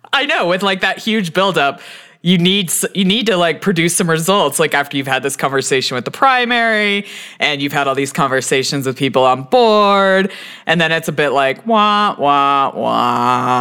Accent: Texas, United States; now in Colorado, United States; I'm originally from Texas

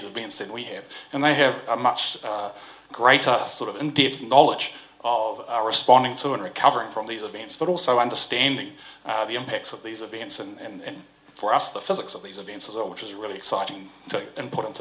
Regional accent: Horowhenua, Manawatū-Whanganui, New Zealand; I come from the Hori Whenua.

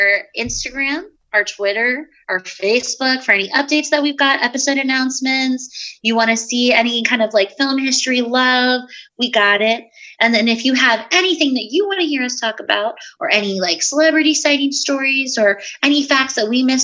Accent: United States; to be an American

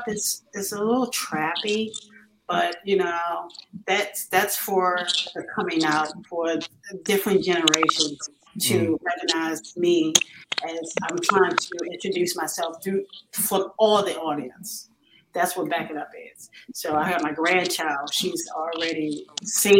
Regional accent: Baltimore, Maryland, United States; I'm actually from Baltimore, Maryland

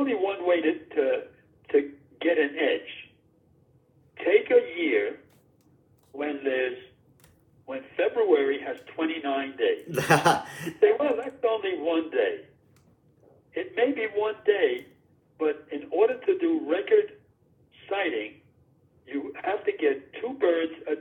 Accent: New York City, New York, United States; I'm a kid growing up in the Bronx, New York City.

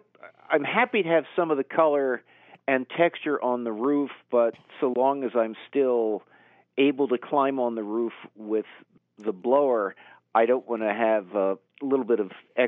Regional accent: United States; I no longer have sycamores the way I did growing up in Delaware County.

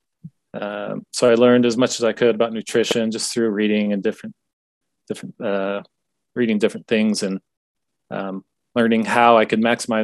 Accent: Washington, United States; I grew up in Washington State, kind of out countryside.

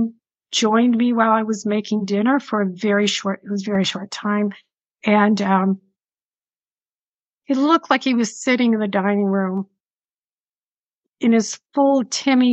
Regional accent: Buffalo, New York, United States; accent: Buffalo, New York; moved away; You can tell by my accent, Buffalo, New York accent. And honestly, yeah, it's still there after all these years.

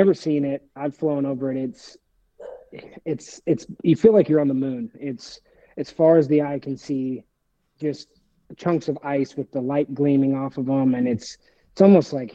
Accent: Bigfork, Montana, United States; also born or lived in Whitefish, Montana; where I grew up out in Big Fork, Montana

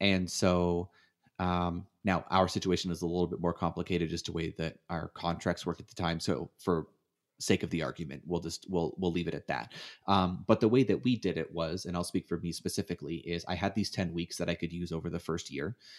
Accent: Canada; moved away as an adult; now in United States; I grew up in Canada, and moved to the United States.

